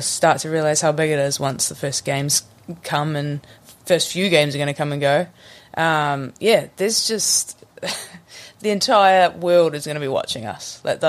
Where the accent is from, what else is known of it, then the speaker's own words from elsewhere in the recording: Kensington, Northland, New Zealand; also born or lived in Kamo; But, I'm from sort of Kensington, which is more in... I mean, it's not a very big place. You could say I'm from Kamo if you want.